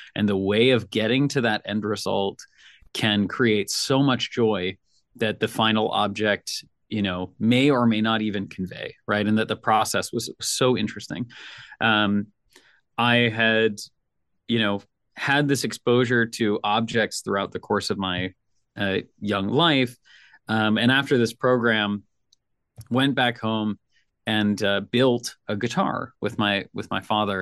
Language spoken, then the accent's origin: English; Nashville, Tennessee, United States; I'm from Nashville